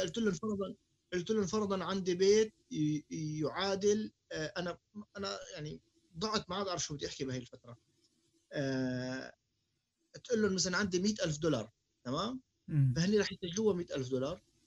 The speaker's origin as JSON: {"language": "Arabic", "country": "Syria", "tie": "born or raised there", "also_born_or_lived": "Jordan", "moved": "yes", "lives_now": "Canada", "said": "احنا تعلمنا بسوريا"}